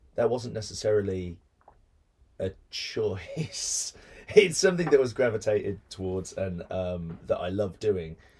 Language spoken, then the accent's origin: English; Birmingham, West Midlands, United Kingdom; I grew up in Birmingham